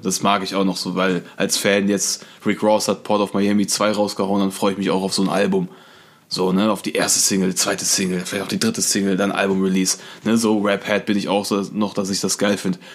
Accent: Issum, North Rhine-Westphalia, Germany; Ich komme ja aus Issum. Issumistan? Issumistan, genau. Und äh, ist an der holländischen Grenze.

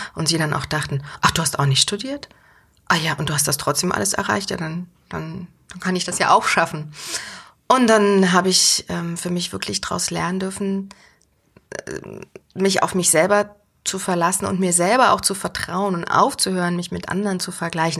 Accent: Berlin, Germany; moved away as an adult; now in Mainz, Germany; ich komme ja aus Berlin und Berlin ist ja groß, laut, dreckig

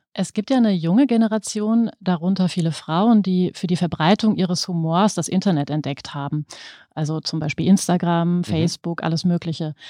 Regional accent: Germany; als Deutsche

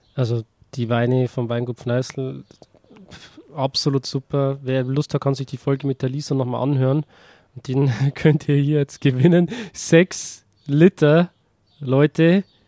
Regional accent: Bavaria, Germany; als Bayer fühle ich mich da eher mit Österreich verbunden.

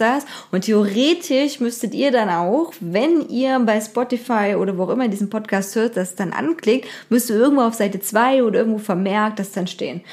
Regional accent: Germany; also born or lived in Dresden; bei uns in Deutschland

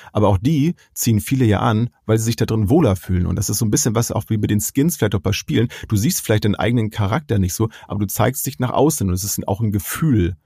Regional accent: Germany; bei uns in Deutschland

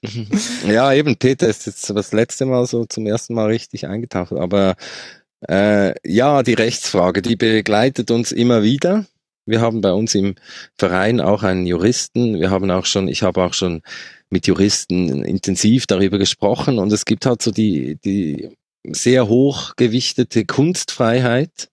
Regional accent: Switzerland; accent: Swiss; ich komme aus der Schweiz, wie man hört sehr wahrscheinlich

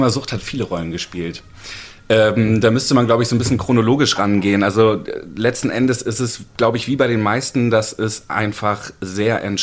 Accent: Hamburg, Germany; also born or lived in Baden-Württemberg; ich habe in Baden-Württemberg gelebt, ich bin in Hamburg geboren, dann nach Baden-Württemberg gezogen. Als ich 13, 14 war, wieder zurück nach Hamburg gekommen

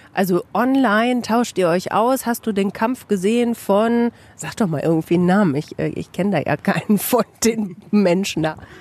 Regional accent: Bielefeld, North Rhine-Westphalia, Germany

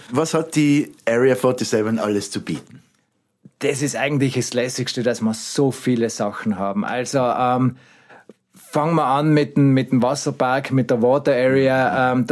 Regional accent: Sölden, Tyrol, Austria; now in Haiming, Austria; bin gebürtiger Ötztaler aus Sölden, wohne mittlerweile in Harming heraus

